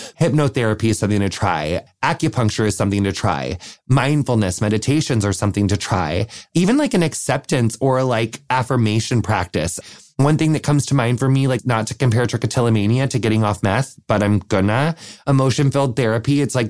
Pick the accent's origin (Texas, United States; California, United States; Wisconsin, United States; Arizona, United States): Wisconsin, United States; I'm from Wisconsin, and I have a question that I'd like to submit for the Q&A call.